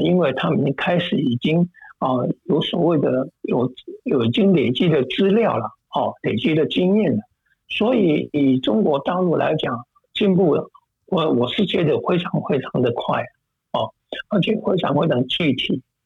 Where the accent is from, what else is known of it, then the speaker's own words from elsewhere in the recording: Taichung, Taiwan; now in United States; 这家医院就是在台中我的家乡的那个